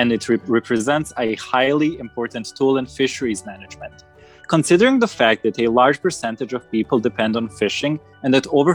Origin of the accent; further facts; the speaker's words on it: Bosnia & Herzegovina; I'm 19, I come from Bosnia and study international relations in Tuzla.